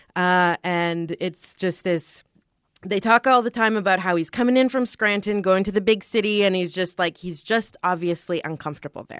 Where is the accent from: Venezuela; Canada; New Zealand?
Canada; we're Canadian